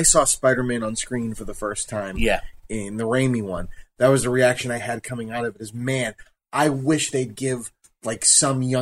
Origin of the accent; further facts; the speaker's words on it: Lynn, Massachusetts, United States; we grew up in Lynn